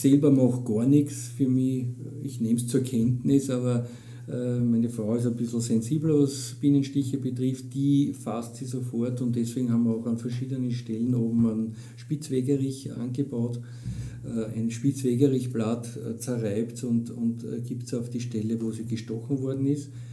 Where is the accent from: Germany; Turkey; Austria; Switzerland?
Austria; bei uns in Österreich